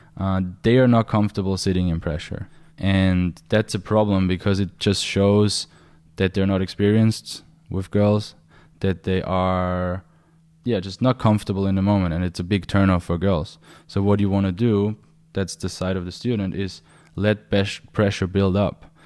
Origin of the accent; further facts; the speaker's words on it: Austria; I'm from Austria